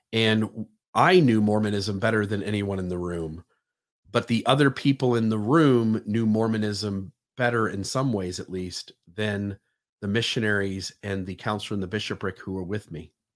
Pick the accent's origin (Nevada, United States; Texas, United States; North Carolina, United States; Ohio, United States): Ohio, United States; Sandusky; my hometown of Sandusky, Ohio